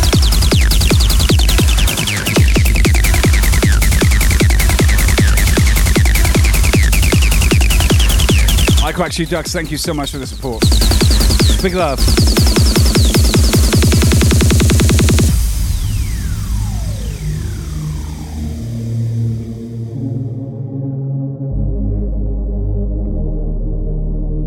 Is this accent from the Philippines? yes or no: no; United Kingdom; moved away; my home country, the UK